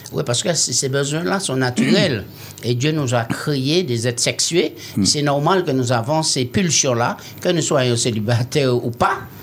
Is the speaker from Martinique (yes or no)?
yes; Martinique; je suis des Martiniquais